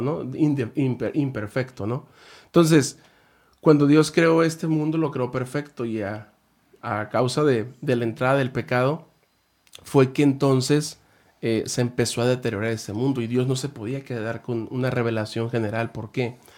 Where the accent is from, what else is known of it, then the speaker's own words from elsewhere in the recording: Guamúchil, Sinaloa, Mexico; also born or lived in El Fuerte, Sinaloa; now in Ensenada, Mexico; yo soy de Sinaloa, de Guamuchil, y ya estuve pues en Guamuchil, El Fuerte